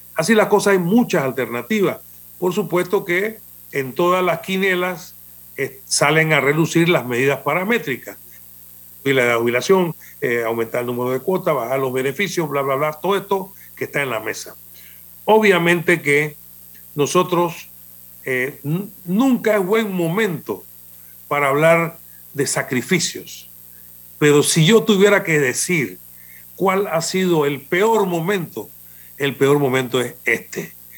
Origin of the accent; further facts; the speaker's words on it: Panama; nosotros somos panameños y tenemos una idiosincrasia distinta de los otros países